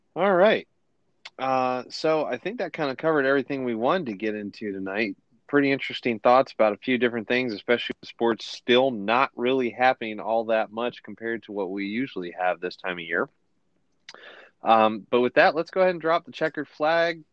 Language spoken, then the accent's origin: English; Ohio, United States; I'm from Ohio